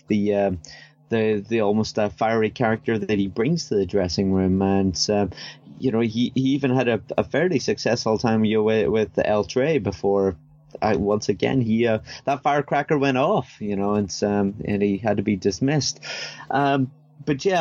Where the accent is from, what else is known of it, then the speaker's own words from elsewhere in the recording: Northern Ireland, United Kingdom; I'm from Northern Ireland.